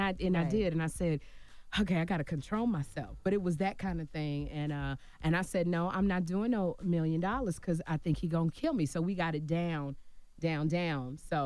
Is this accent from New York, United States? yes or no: no; Chicago, Illinois, United States; I said, I'm from Chicago. He's from Detroit.